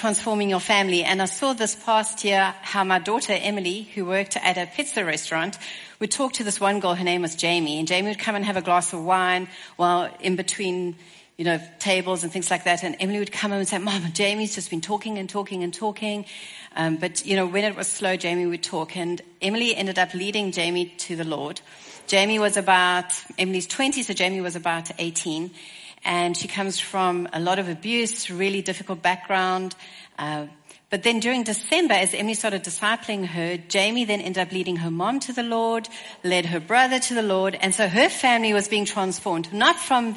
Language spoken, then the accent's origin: English; Stellenbosch, Western Cape, South Africa; So I come from Stellenbosch, South Africa. As you can hear, my accent is a little different.